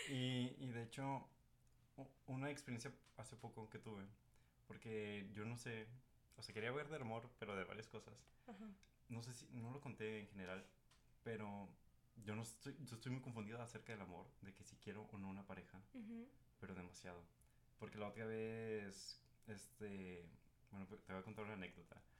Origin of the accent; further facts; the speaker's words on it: Guadalajara, Jalisco, Mexico; soy de Guadalajara